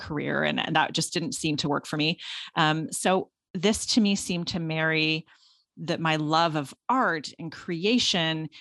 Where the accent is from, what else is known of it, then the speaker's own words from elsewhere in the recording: Guelph, Ontario, Canada; So I grew up in Guelph, which is a town just about an hour outside of Toronto